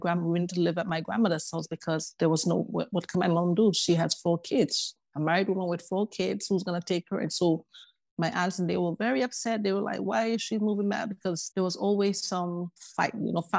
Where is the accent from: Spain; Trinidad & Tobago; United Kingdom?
Trinidad & Tobago; Tobago; Well, you know, we Caribbean people, we have to talk about all the treats that go with the Caribbean, the beautiful beaches, the warmth of the island people and all that. For me, I was raised by a single mom.